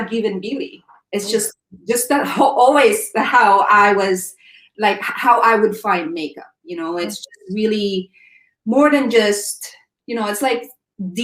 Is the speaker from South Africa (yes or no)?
no; Philippines; growing up in the Philippines